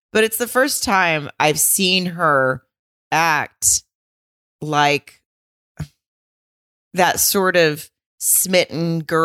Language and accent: English; Arkansas, United States; I'm from Arkansas.